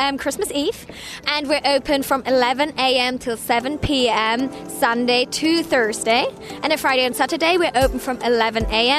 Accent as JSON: {"language": "English", "country": "Germany", "moved": "yes", "lives_now": "Philadelphia, United States", "said": "I'm from Germany"}